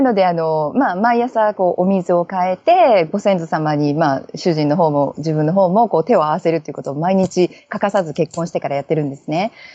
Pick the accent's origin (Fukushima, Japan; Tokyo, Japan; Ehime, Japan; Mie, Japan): Mie, Japan; Kuwana; moved away as an adult; also born or lived in Sydney, Australia; now in Sunshine Coast, Australia; 私は、あの、桑名市って言っても、愛知県寄りの方ですね。そちらの方の出身なんですけれども